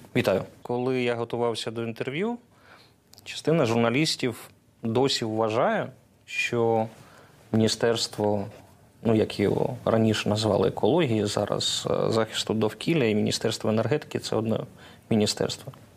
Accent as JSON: {"language": "Ukrainian", "town": "Zaporizhzhia", "region": "Zaporizhzhia Oblast", "country": "Ukraine", "said": "Я з Запоріжжя."}